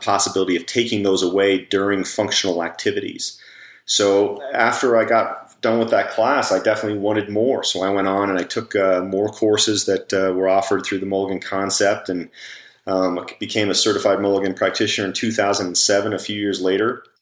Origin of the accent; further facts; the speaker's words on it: Colorado, United States; also born or lived in New Jersey; I was born actually in New Jersey, and I've been living out in Colorado since I was about 18 months old.